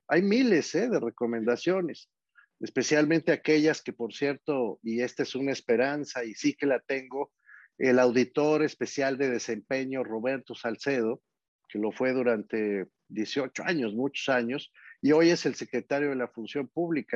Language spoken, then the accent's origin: Spanish; Mexico City, Mexico; Yo nací en Tacubaya, en la Ciudad de México